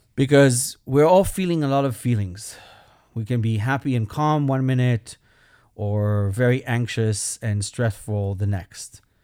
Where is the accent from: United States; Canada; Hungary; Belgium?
Belgium; moved away; I am an immigrant. That's my accent. I'm from Belgium